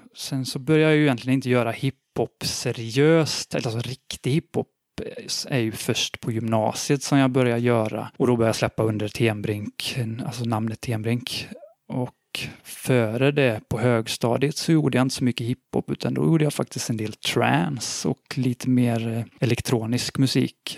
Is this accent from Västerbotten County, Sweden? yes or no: no; Borås, Västra Götaland, Sweden; Jag kommer från Borås